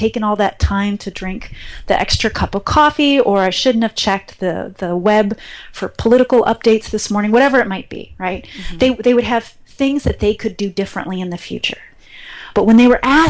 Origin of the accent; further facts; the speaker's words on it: Cleveland, Ohio, United States; I grew up in Cleveland, Ohio, and I had my family